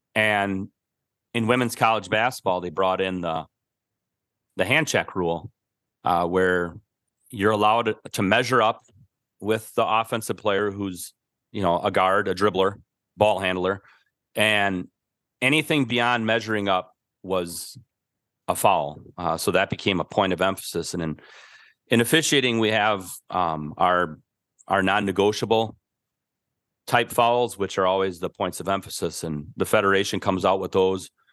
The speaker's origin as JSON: {"language": "English", "town": "Milwaukee", "region": "Wisconsin", "country": "United States", "tie": "born or raised there", "said": "I grew up in Milwaukee"}